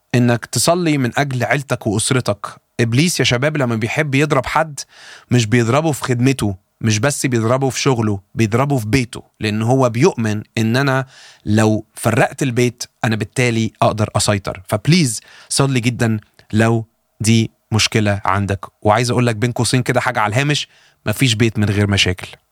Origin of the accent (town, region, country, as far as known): Egypt